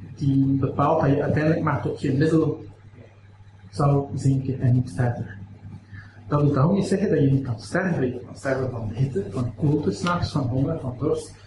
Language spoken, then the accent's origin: Dutch; Aalst, Flanders, Belgium; ik kom uit Aalst